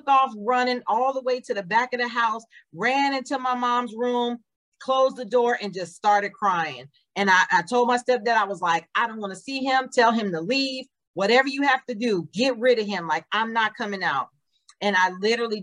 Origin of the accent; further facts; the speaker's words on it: Nevada, United States; moved away; I was born in Nevada